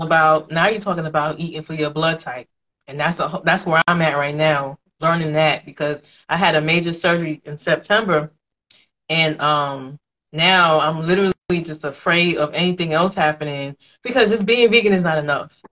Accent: New York, United States; moved away as an adult; now in Atlanta, United States; I'm from New York

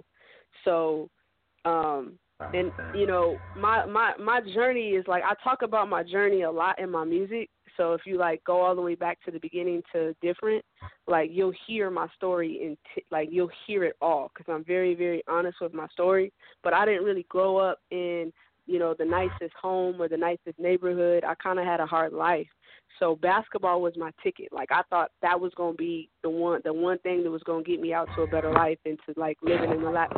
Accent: Seattle, Washington, United States; I was growing up here in Seattle

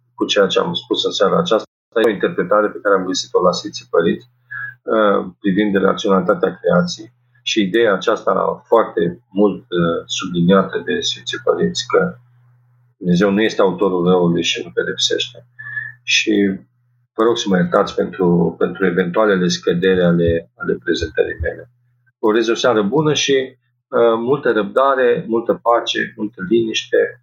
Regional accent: Romania

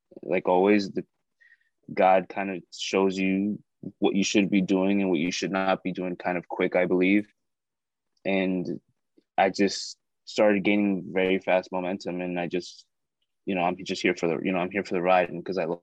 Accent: South Florida, United States; I'm an actor from South Florida. I grew up here

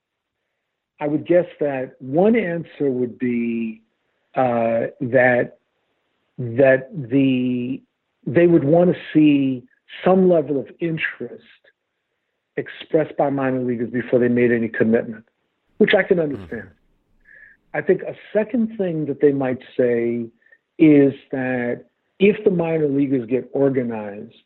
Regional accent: New York City, New York, United States; I grew up with baseball in New York City.

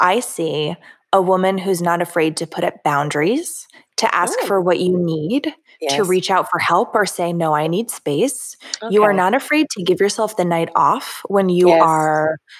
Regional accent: Florida, United States; Yeah, this is me. I'm from Florida.

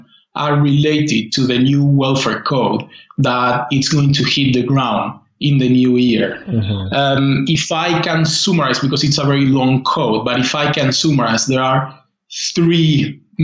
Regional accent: Argentina; moved away as an adult; also born or lived in Buenos Aires; now in United Kingdom; I'm from Argentina

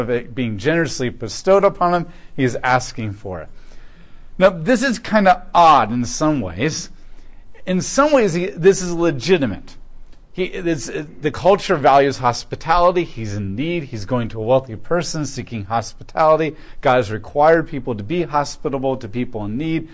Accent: United States; as an American

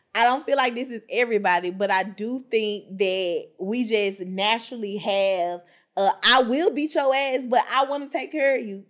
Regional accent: Memphis, Tennessee, United States; I'm from Memphis

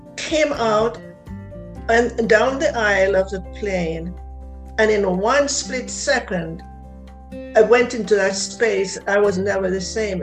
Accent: Jamaica; I'm from Jamaica

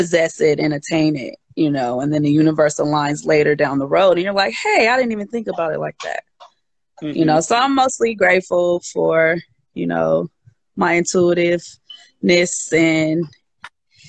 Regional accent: Oakland, California, United States; also born or lived in Berkeley, California; I'm originally from the Bay Area, born and raised Berkeley, Oakland

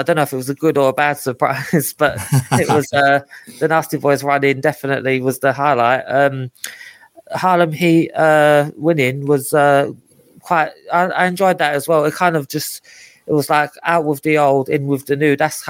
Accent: London, United Kingdom; growing up in East London.

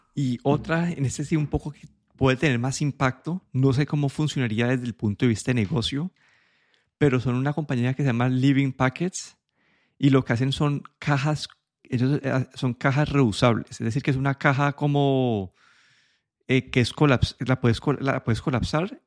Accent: Colombia; moved away; yo cuando creciendo en Colombia

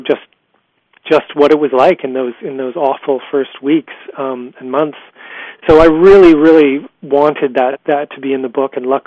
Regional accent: Canada; I'm Canadian

